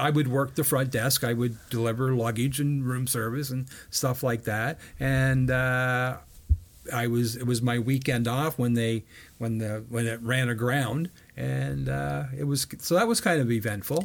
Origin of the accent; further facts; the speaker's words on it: Brockville, Ontario, Canada; I grew up in Brockville